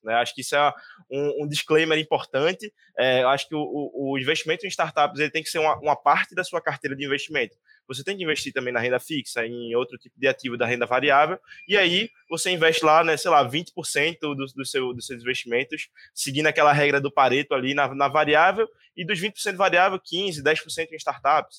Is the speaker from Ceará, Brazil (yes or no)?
no; Recife, Pernambuco, Brazil; eu sou de Recife